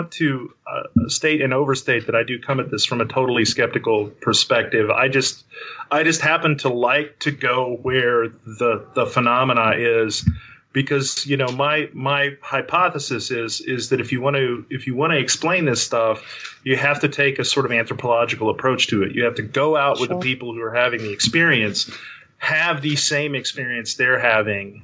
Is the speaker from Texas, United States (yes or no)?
yes; West Texas, United States; I grew up in West Texas